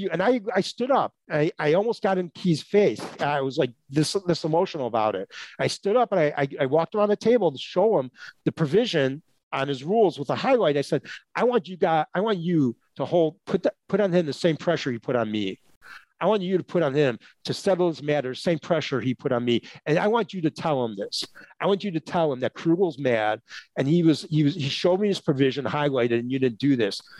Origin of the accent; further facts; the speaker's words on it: Chicago, Illinois, United States; I grew up in Chicago, right? Chicago's not that fast paced of a city, but still a big city.